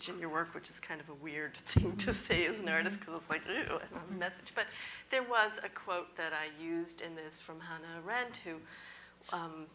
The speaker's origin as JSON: {"language": "English", "region": "New York", "country": "United States", "said": "being a New Yorker living here"}